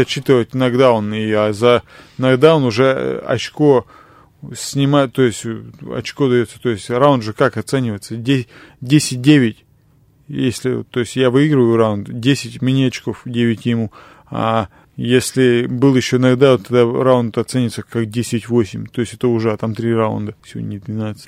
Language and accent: Russian; Asbest, Sverdlovsk Oblast, Russia; весь мой город